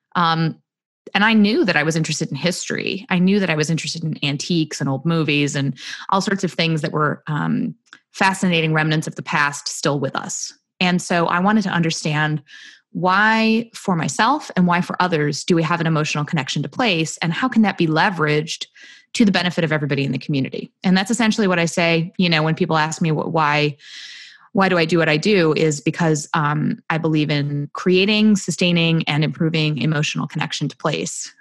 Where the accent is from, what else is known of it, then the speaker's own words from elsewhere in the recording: rural central New York, United States; I grew up in very rural central New York in a very small town